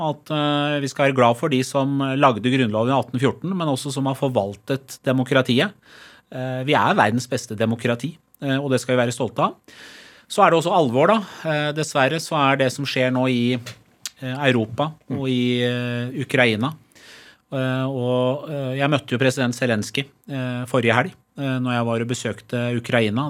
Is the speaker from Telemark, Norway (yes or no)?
no; Skotselv, Buskerud, Norway; also born or lived in Tehran, Iran; jeg vokste opp i Skotselva, liksom på bygda, litt utafor Drammen